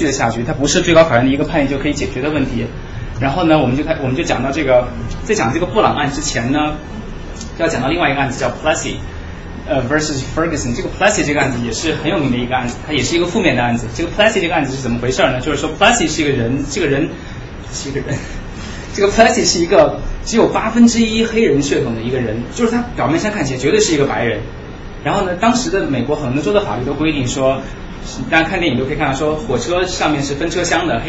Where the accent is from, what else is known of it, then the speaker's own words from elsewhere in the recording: China; 这个这个这个是对我们中国人来讲是一个非常侮辱性的一个一个段子啊。